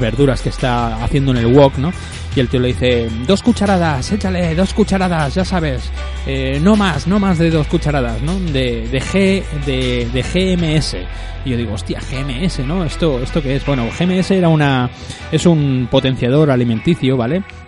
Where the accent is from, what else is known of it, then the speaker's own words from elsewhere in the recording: Spain; de mi pueblo eh, natal, ¿no? En Sarañola